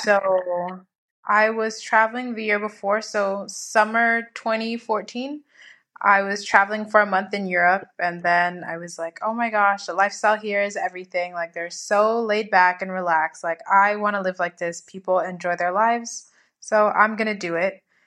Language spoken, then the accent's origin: English; United States; moved away as an adult; now in Madrid, Spain; I'm from America